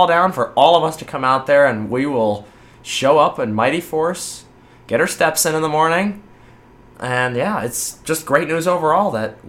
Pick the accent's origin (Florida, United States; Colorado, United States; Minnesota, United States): Florida, United States; I'm from Florida, I mean, that is, like, the old person hotspot capital